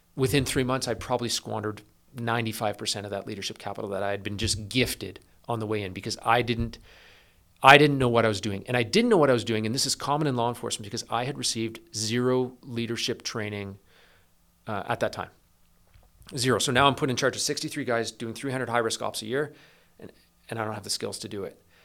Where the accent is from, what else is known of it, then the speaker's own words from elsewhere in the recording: East Coast of Canada, Canada; moved away as an adult; also born or lived in British Columbia; I grew up on the East Coast of Canada, um, small town